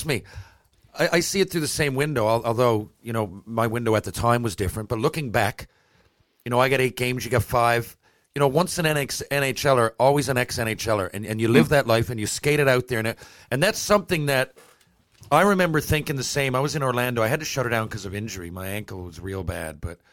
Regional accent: Newfoundland and Labrador, Canada; as a Newfoundlander

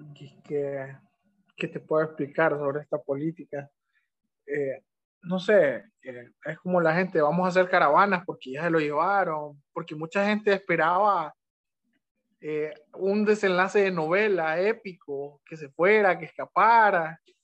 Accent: Honduras

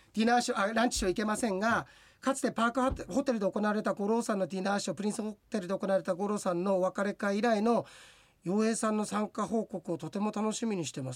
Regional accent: Ashibetsu, Hokkaido, Japan; 足別自分のふるさと

